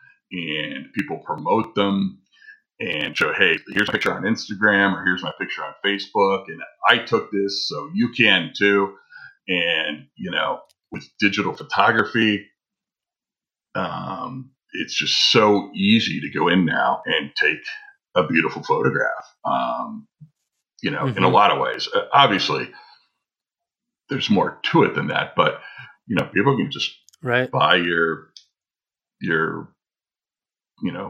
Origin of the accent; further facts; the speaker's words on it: Ohio, United States; moved away; also born or lived in Southwest US; I grew up in the Midwest. I grew up in Ohio.